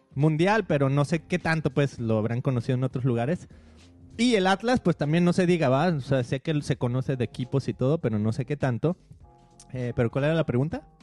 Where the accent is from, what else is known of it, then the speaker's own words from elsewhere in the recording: Guadalajara, Jalisco, Mexico; moved away; siendo de, de nuestra ciudad natal, de ahí de Guadalajara, creciendo